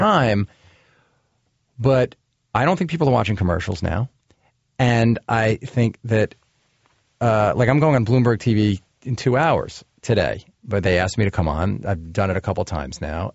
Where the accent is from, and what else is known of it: United States